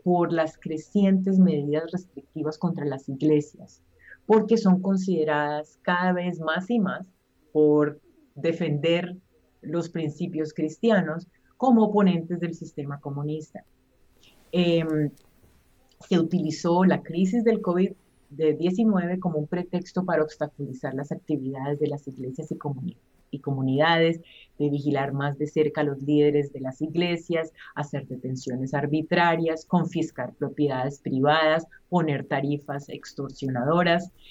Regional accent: Colombia; yo soy colombiana

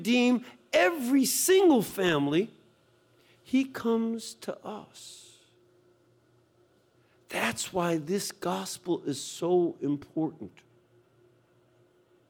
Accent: Chicago, Illinois, United States; moved away; originally, I'm from Chicago

